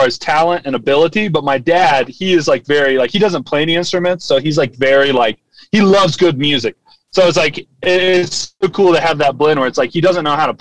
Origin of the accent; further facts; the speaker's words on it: Gallipolis, Ohio, United States; I was in my hometown, Galpolis.